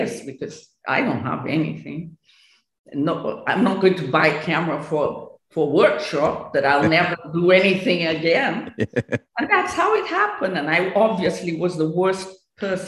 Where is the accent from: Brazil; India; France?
Brazil; My Brazilian part, as I was born in Brazil